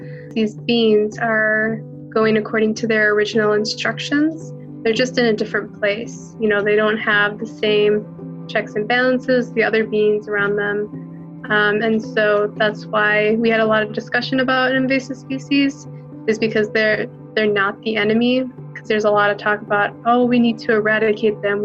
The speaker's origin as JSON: {"language": "English", "area": "Oneida Nation", "region": "Wisconsin", "country": "United States", "said": "I'm from the Oneida Nation in Wisconsin."}